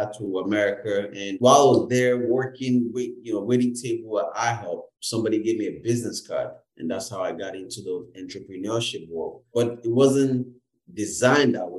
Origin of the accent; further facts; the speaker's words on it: Lagos, Nigeria; now in Canada; being a Nigerian and being Igbo, and also grew up in the Yoruba land, I grew up in Lagos